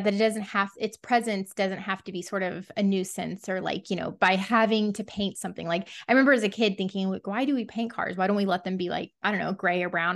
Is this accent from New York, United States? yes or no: no; Texas, United States; a Texan